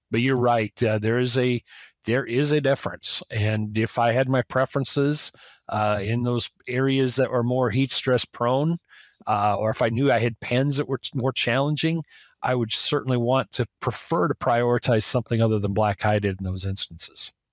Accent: South Dakota, United States; growing up in South Dakota

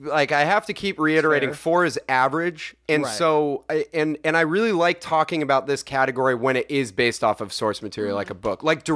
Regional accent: Los Gatos, California, United States; I'm my town is like a super rich like white kid

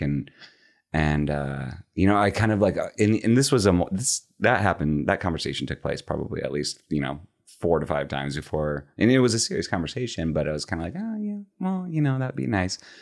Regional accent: just outside of Chicago, Illinois, United States; moved away as an adult; also born or lived in Los Angeles; now in Dallas, United States; born and raised in the Midwest, grew up just outside of Chicago

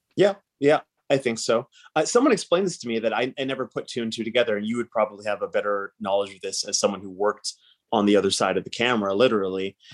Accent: Surrey, British Columbia, Canada; I grew up in Surrey

